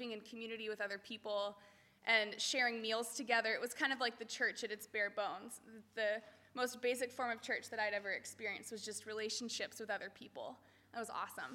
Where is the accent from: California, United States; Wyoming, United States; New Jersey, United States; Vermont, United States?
California, United States; Chino; moved away as an adult; also born or lived in Harrisburg, Pennsylvania; I grew up here in Chino